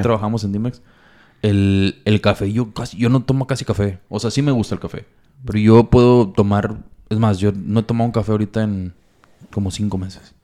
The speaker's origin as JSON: {"language": "Spanish", "country": "Mexico", "said": "como mexicanos, malamente, estamos"}